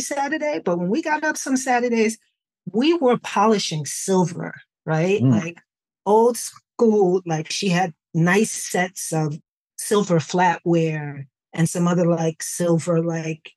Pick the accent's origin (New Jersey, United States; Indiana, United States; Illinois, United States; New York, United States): New York, United States; New York City; But I grew up in the Bronx